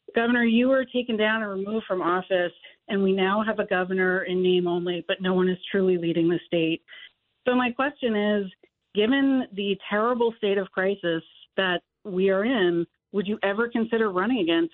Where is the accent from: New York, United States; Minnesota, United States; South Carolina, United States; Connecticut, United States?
New York, United States; as a New Yorker